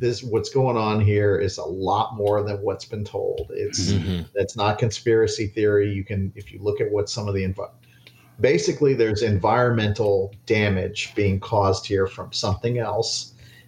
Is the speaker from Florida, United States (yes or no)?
yes; Miami, Florida, United States; when I grew up in Miami, when I was a little kid